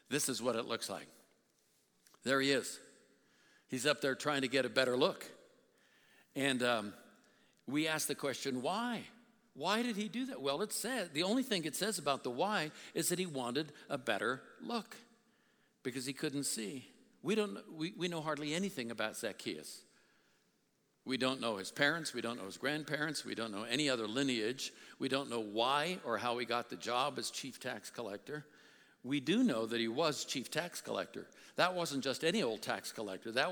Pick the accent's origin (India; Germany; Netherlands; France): India; South India; I was brought up in South India and they had what they call hawkers